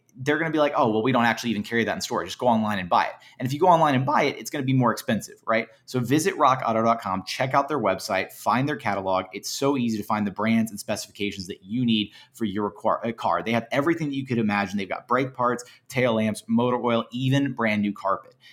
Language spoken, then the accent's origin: English; Houston, Texas, United States; I'm from Houston, uh, born and bred